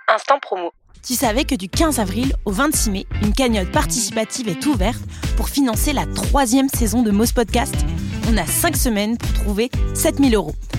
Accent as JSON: {"language": "French", "town": "Montpellier", "region": "Occitania", "country": "France", "also_born_or_lived": "Paris", "moved": "as an adult", "said": "Je viens de Montpellier"}